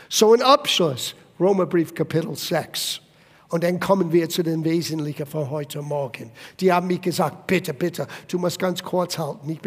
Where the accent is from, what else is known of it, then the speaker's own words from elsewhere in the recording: Italy; Ich war selber aus, ähm, als Italiener, aus einer katholischen Familie, äh, meine Eltern haben mich getauft, als ich ein kleines Baby war.